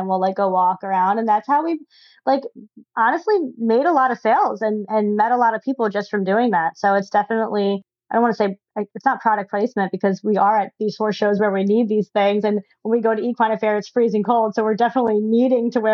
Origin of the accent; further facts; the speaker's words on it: Pennsylvania, United States; moved away as an adult; now in New York, United States; I grew up in Pennsylvania on a farm